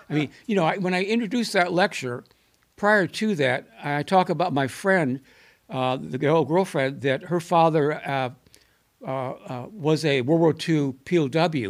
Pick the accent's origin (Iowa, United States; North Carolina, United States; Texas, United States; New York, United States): New York, United States; Buffalo; moved away; also born or lived in Mount Vernon, Illinois; I'm a New Yorker